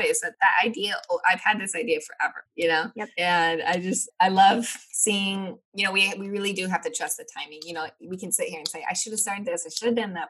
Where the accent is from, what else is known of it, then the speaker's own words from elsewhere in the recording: Nebraska, United States; I'm from Nebraska